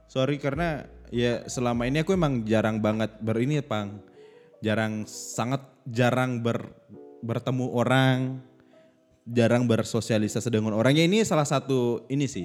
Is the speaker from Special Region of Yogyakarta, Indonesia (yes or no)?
yes; Yogyakarta, Special Region of Yogyakarta, Indonesia; aku asalnya dari Jogja asalnya aku dari gitu